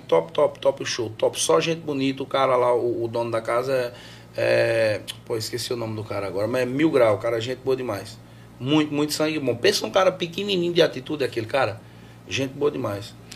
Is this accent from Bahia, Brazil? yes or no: no; Santa Maria da Boa Vista, Pernambuco, Brazil; also born or lived in Belém de São Francisco; Eu só nasci em Belém de São Francisco, eu fui criado mesmo em Santa Maria da Boa Vista.